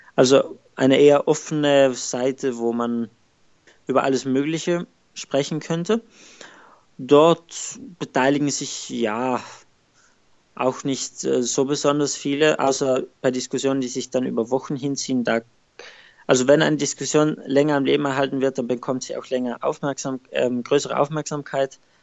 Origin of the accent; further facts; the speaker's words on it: South Tyrol, Trentino-Alto Adige, Italy; moved away as an adult; now in Rotterdam, Netherlands; ich komme aus Südtirol